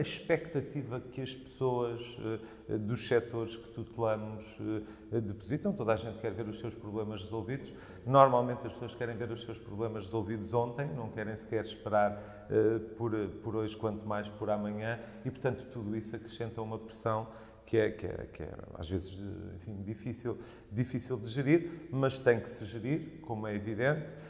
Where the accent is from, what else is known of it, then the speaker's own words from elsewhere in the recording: Viseu, Centro, Portugal; moved away as an adult; also born or lived in Mozambique / Porto; now in Lisbon, Portugal; a minha vida foi toda desenvolvida em Viseu, de onde os meus pais são originalmente